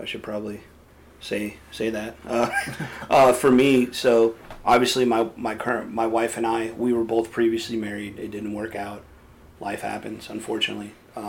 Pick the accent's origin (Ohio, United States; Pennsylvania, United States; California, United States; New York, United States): California, United States; also born or lived in Los Angeles / Sacramento; Originally from California. I moved around a lot growing up. I spent some time in northern, southern. I was born in L.A., bounced around, ended up in Sacramento area